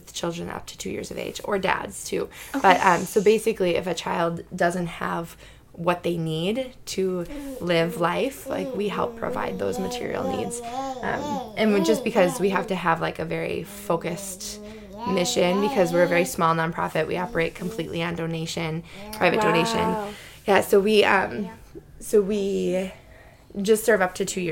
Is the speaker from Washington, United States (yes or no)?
no; Wisconsin, United States; moved away as an adult; now in Minnesota, United States; I'm originally from Wisconsin